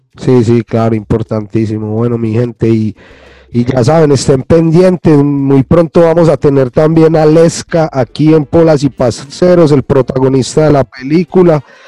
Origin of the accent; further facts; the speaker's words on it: Colombia; moved away as an adult; yo llevo fuera de Colombia más de 20 años